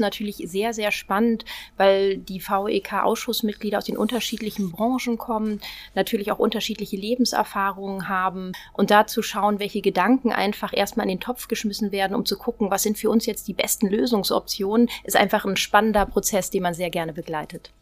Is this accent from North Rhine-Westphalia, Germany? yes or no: yes; Düsseldorf, North Rhine-Westphalia, Germany; moved away as an adult; now in Hamburg, Germany; Ich bin gebürtige Düsseldorferin